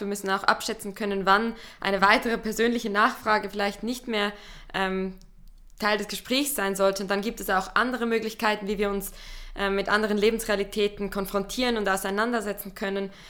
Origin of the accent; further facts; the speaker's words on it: Central Switzerland, Switzerland; ich bin in der Zentralschweiz aufgewachsen, in einem kleinen Dorf